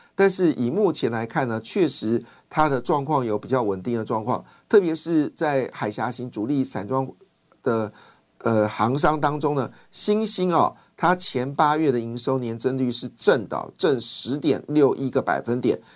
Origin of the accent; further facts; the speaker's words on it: Taiwan; 我们台湾人